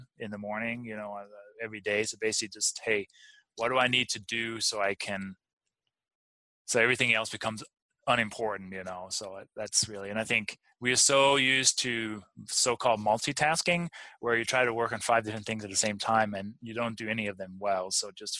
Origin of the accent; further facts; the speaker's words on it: Denmark; also born or lived in Durango; now in United States; growing up I'm from Denmark originally